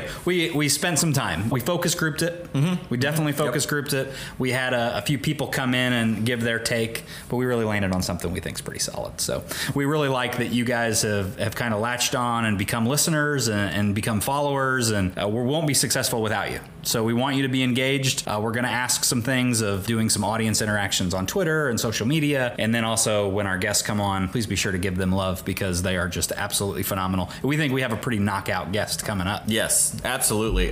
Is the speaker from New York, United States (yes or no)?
no; Rushville, Indiana, United States; went to high school at Rushville Consolidated High School in Rushville, Indiana, and then got a chance to come back out of industry to teach a career and technical education course in my hometown